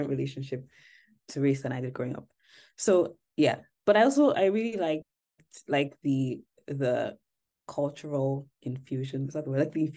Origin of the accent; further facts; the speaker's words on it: Nigeria; moved away; I grew up like in Nigeria